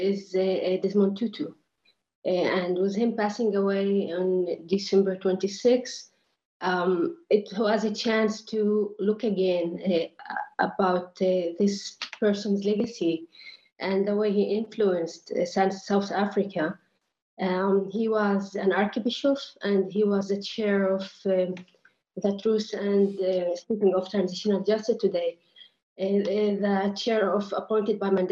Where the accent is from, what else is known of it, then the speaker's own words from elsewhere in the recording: Nazareth, Northern District, Israel; moved away as an adult; now in Vienna, Austria; I am Palestinian from Nazareth. I am in Vienna for my studies